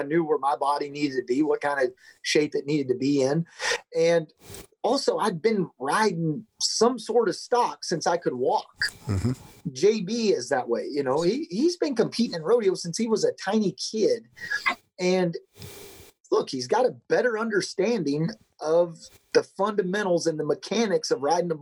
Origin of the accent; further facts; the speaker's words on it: Nebraska, United States; also born or lived in Belton/Temple/Killeen area, Texas; now in Texas, United States; When I was eight, we moved to Nebraska. And that's where I, from the time I was, that's what I consider where I grew up. From 8 to 18, we were in Nebraska.